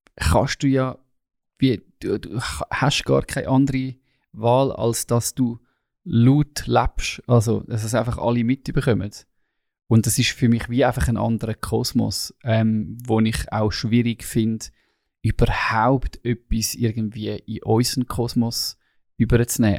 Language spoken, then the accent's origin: German; Switzerland; als Schweizer